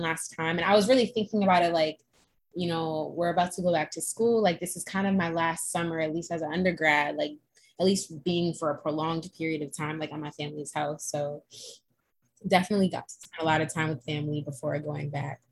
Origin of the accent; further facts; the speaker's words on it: Boston, Massachusetts, United States; I'm from Boston